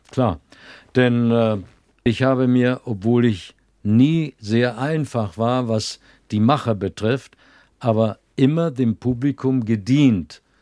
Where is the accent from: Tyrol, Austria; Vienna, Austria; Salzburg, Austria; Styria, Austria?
Vienna, Austria; born there; meine Mutter ist Wienerin gewesen und ich bin in Wien geboren, also musste ich einen österreichischen Pass kriegen.